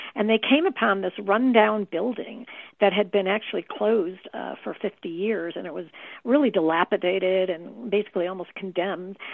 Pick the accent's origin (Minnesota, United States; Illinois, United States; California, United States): Illinois, United States; Chicago; I was raised in the Chicago area